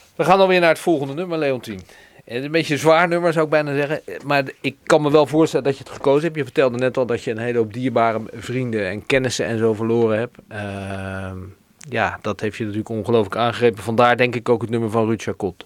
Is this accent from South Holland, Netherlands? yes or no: yes; Rotterdam, South Holland, Netherlands; wij als Rotterdammers